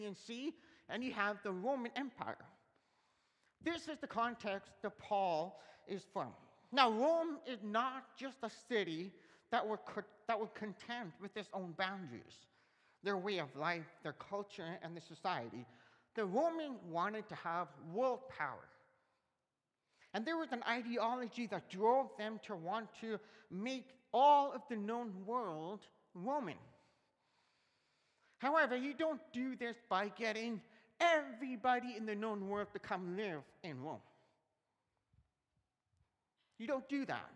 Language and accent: English; Canada; I am a Canadian citizen. I was born in Canada, and I belong in Canada because that's where I grew up